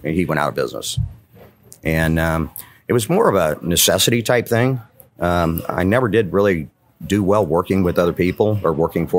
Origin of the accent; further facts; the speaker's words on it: Alton, Illinois, United States; born and raised in the area.